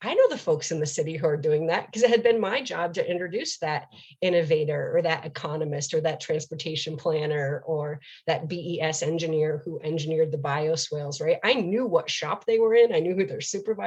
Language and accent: English; upstate New York, United States; moved away as an adult; also born or lived in Charleston, South Carolina / New Orleans, Louisiana; now in Portland, United States; someone who grew up in New York State, which is also a blue state